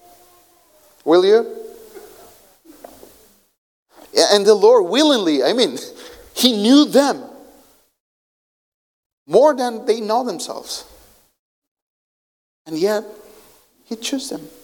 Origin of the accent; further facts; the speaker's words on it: Colombia; English is a second language; moved away; I come from Colombia, so we know what a guerrilla fighter is